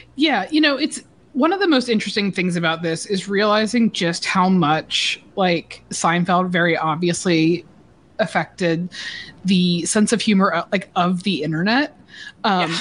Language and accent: English; Georgia, United States; moved away as an adult; now in New York, United States; I'm from Georgia